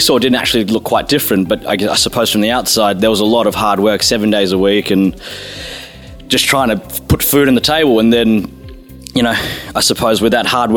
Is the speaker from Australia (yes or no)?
yes; Melbourne, Victoria, Australia; moved away as an adult; now in London, United Kingdom; I was born in Melbourne, Australia, and I now live in the UK in London for the last 6 years.